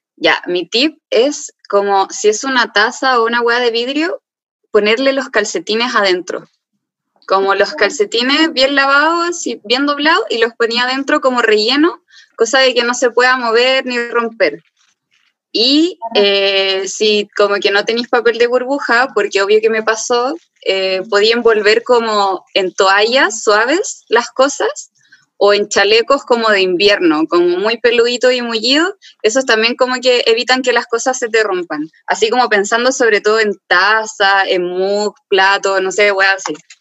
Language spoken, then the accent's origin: Spanish; Arica, Arica y Parinacota, Chile; moved away as an adult; also born or lived in Santiago, Chile; me fui de Santiago a Arica en bus